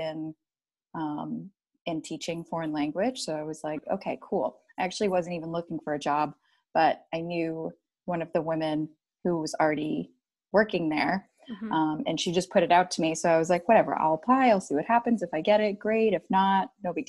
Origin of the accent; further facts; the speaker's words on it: Boston, Massachusetts, United States; moved away as an adult; now in San Diego, United States; I am from Boston, Mass